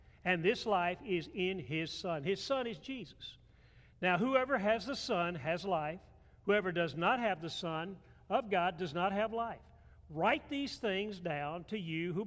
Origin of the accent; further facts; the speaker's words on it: Atlanta, Georgia, United States; I grew up Methodist in Atlanta, Georgia